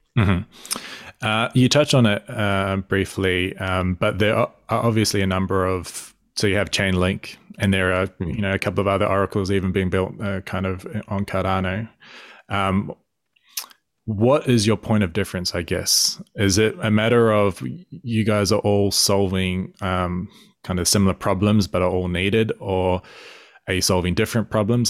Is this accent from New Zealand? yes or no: yes; New Zealand; I'm a Kiwi myself. I'm a Māori, so Indigenous New Zealander